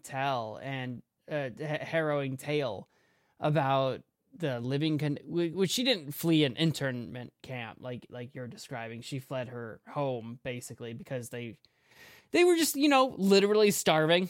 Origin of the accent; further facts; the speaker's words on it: United States; I'm an American